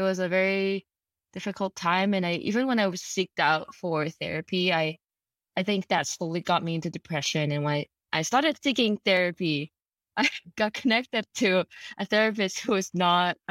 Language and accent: English; Hong Kong; I grew up in Hong Kong.